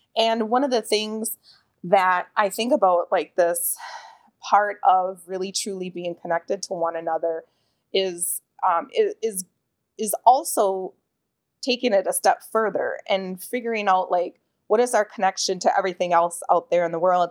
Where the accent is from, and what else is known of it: Pine County, Minnesota, United States; born or raised there; moved away as an adult